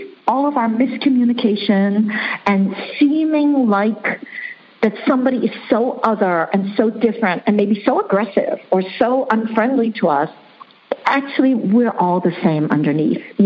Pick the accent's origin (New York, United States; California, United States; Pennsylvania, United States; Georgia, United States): New York, United States; New York City; first language Chinese; English is a second language; moved away as an adult; also born or lived in Hong Kong; now in Netherlands; I was born in Hong Kong. I grew up in New York City, and I now live in the Netherlands